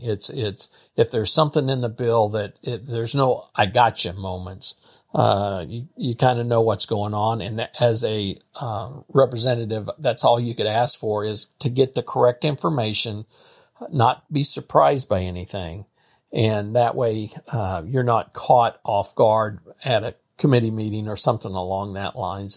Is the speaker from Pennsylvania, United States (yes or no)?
no; St. Joseph, Missouri, United States; Saint Joseph, Missouri. I've been here, I've lived here all my life